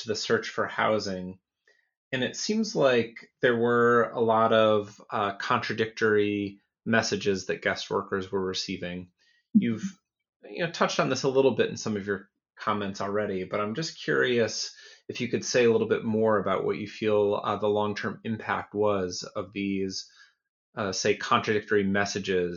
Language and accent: English; Western New York near Buffalo, United States; growing up in Western New York near Buffalo